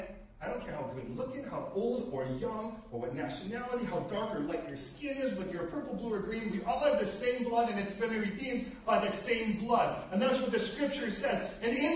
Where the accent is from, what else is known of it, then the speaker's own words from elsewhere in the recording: United States; moved away; as an American